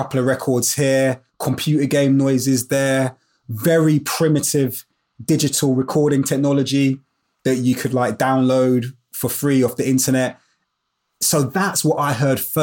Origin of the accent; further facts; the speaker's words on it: London, United Kingdom; I grew up in Brixton in South London